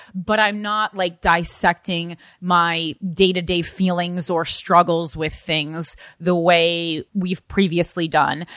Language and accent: English; New Jersey, United States; moved away; I'm still from New Jersey